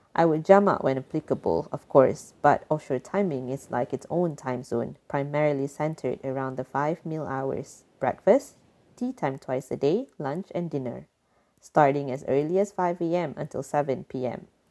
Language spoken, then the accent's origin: English; Malaysia; moved away as an adult; now in Netherlands; I am a Malaysian and currently based in the Netherlands